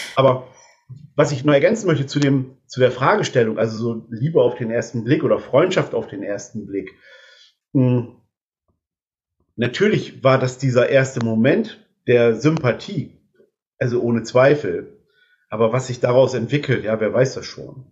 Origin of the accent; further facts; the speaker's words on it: Delmenhorst, Lower Saxony, Germany; moved away as an adult; also born or lived in Ganderkesee; now in Neulingen, Germany; ich komme aus gebürtig aus Delmenhorst